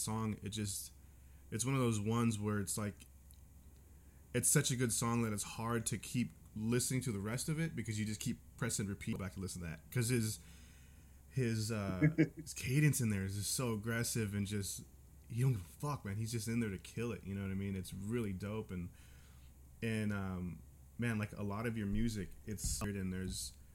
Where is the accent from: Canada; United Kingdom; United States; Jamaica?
United States; California; I'm from California